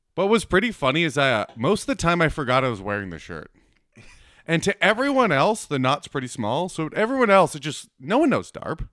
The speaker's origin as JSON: {"language": "English", "region": "Manitoba", "country": "Canada", "tie": "born or raised there", "moved": "yes", "said": "I grew up in Manitoba"}